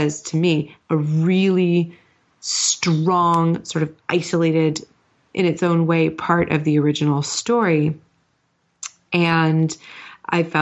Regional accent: United States; as an American

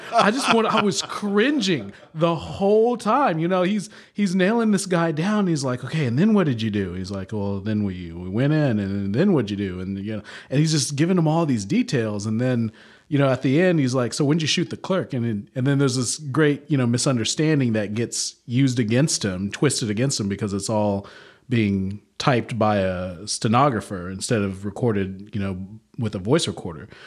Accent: the South, United States; also born or lived in Louisiana / Oklahoma; I grew up in the South.

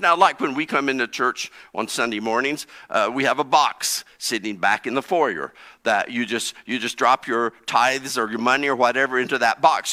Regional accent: East Central Indiana, United States; I grew up in East Central Indiana.

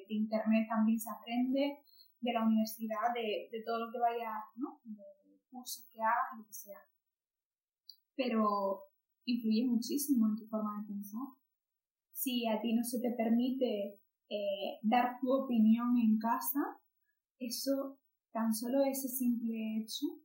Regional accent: Spain; yo también soy eh, persona española

